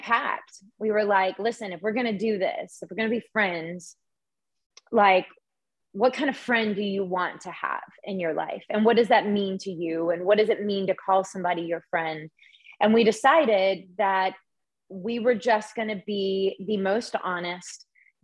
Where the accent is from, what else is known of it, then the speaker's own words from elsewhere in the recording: the South, United States; moved away; being a girl growing up in the South